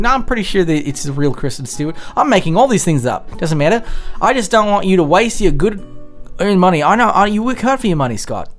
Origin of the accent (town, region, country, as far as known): Australia